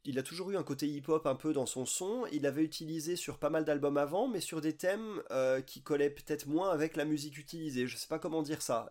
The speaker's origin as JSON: {"language": "French", "country": "France", "said": "en tant que blanc et en tant que français"}